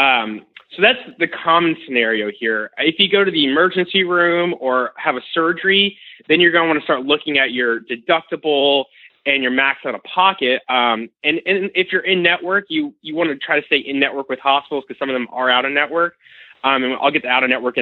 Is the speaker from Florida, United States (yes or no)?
yes; Florida, United States; I'm originally from Florida